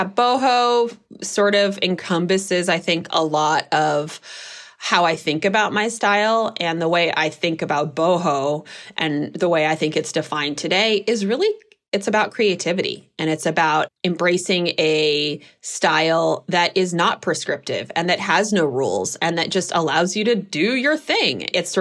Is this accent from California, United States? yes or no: yes; Berkeley, California, United States; I grew up in Berkeley, California